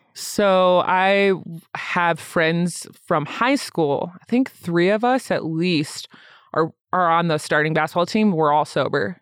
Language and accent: English; Lansing, Michigan, United States; also born or lived in Grand Rapids, Michigan; now in Denver, United States; I grew up in Lansing, Michigan. I was born in Grand Rapids